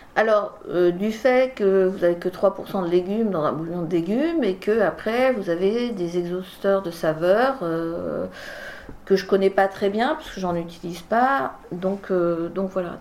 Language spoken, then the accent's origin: French; France; also born or lived in Bordeaux; on est revenu en 76 dans la région et j'ai grandi ici